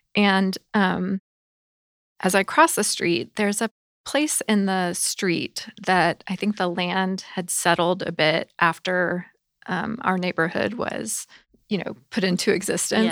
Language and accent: English; the South, United States; I grew up in the South